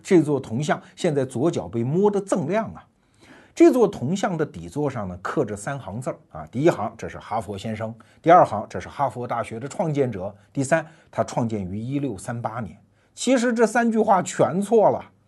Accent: China; 我们中国人

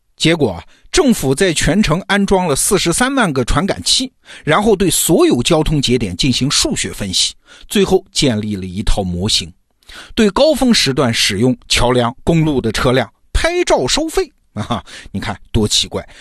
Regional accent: China; 我们中国人

